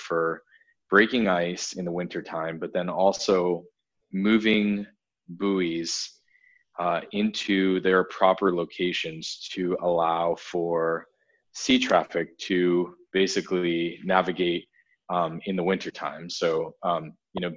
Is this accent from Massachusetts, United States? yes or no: yes; Massachusetts, United States; I grew up in Massachusetts, and I was in, I lived in a very rural blue collar town